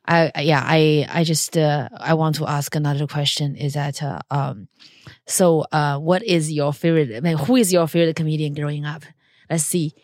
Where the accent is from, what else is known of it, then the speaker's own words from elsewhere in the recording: China; moved away; I grew up in China